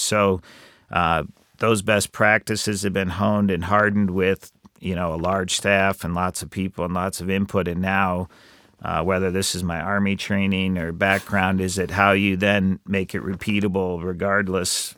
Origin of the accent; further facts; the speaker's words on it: Iowa, United States; I grew up in Iowa